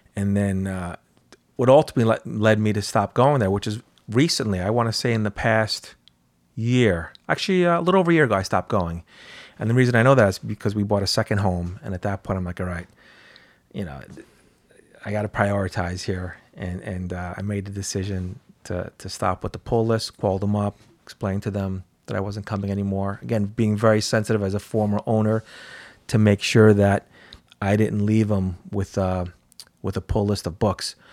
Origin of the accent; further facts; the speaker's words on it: North White Plains, New York, United States; I grew up in North White Plains